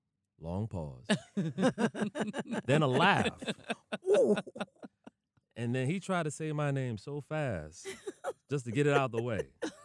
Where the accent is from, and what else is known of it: Houston, Texas, United States; born or raised there; also born or lived in Oklahoma